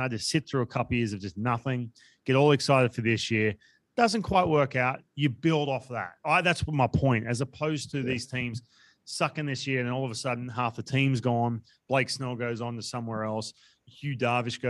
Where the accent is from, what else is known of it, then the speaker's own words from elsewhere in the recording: Australia; moved away; we come from Australia